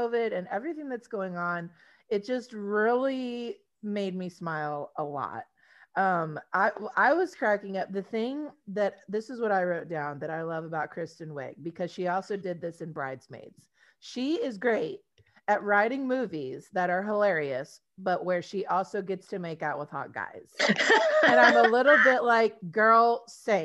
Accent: Texas, United States; we're from Texas

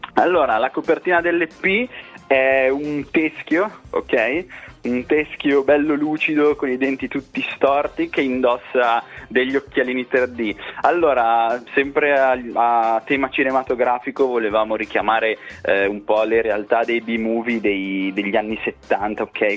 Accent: Piacenza, Emilia-Romagna, Italy; moved away as an adult; now in Brescia, Italy; siamo di Piacenza, adesso siamo un po' dislocati ovunque tra lavoro, università, Brescia, Milano, Modena, però siamo, le nostre radici sono tutte piacentine

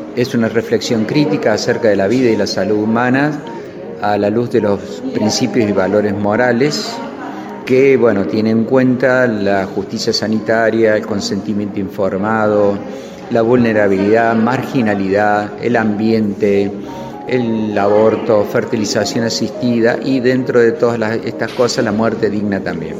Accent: Córdoba, Argentina; soy cordobés

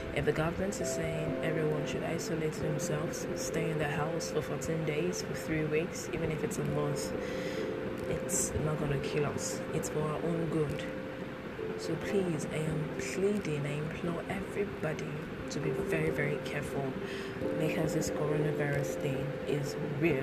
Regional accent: Nigeria; doing this podcast here from Nigeria, because I'm a Nigerian

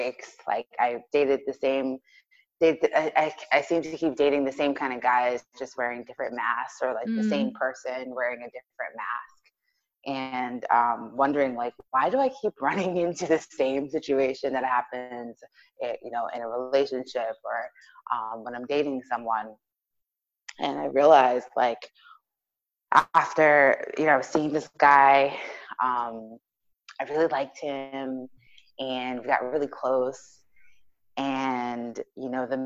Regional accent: New York, United States; I am from New York

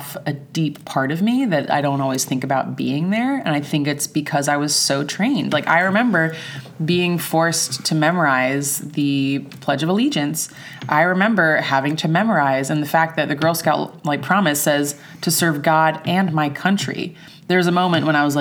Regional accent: New York City, New York, United States; I grew up in Washington Heights, which is, for non-New York listeners, really far uptown

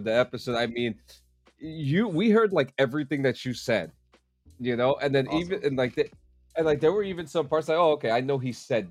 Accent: New Jersey, United States; I'm from New Jersey. I'm from New Jersey, all right? I grew up in a bad neighborhood

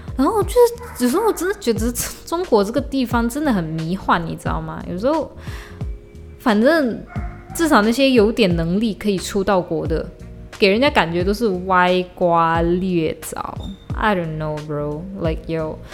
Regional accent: Malaysia; 我回马来西亚不是我来马来西亚旅游，是我回马来西亚

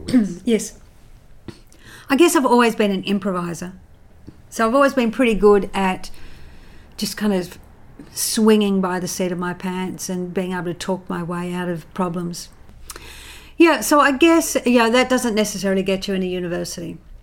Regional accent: Central Coast, New South Wales, Australia; I grew up in the Housing Commission on the Central Coast

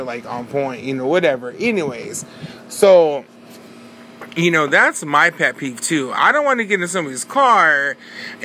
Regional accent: Bakersfield, California, United States; We're from Bakersfield

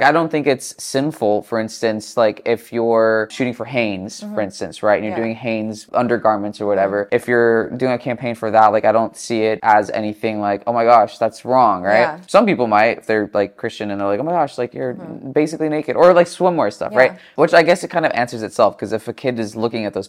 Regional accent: Chino Hills, California, United States; now in Los Angeles, United States; I grew up in Chino Hills in the suburbs, so I've been in California and Southern California my entire life

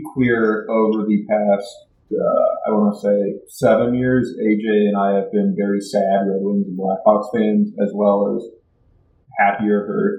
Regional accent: South Florida, United States; moved away as an adult; also born or lived in Chicago; now in Charlotte, United States; my family's from Chicago, but I'm from South Florida

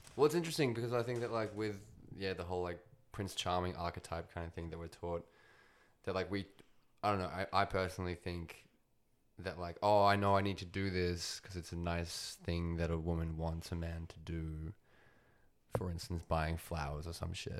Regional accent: Australia; I'm Australian, um, but I'm also, I think I'd put Russian in there. Technically Ukrainian, actually.

